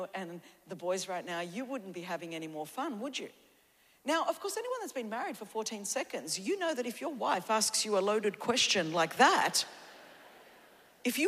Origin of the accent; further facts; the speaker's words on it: Australia; we grew up in Australia, my home, our nation